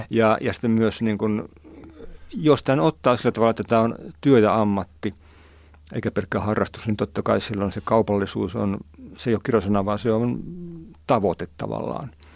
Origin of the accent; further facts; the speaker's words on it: Nivala / Haapajärvi area, North Ostrobothnia, Finland; mun kavereitten lehti siellä meillä, meillä päin Nivalan Haavajärven kulmilla